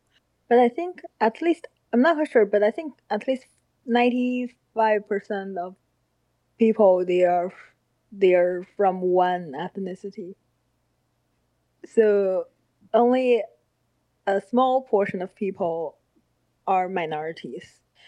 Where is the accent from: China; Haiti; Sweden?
China; born or raised there; English is a second language; moved away as an adult; also born or lived in Harbin, China / South Korea; now in United States